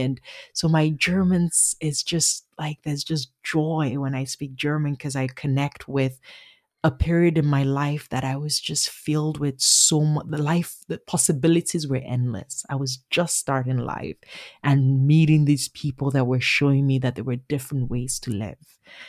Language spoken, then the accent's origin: English; Nigeria; accent: Nigerian; That's my Nigerian accent, which is different from my Igbo accent, which is a little girl growing up. It's what I speak with my family.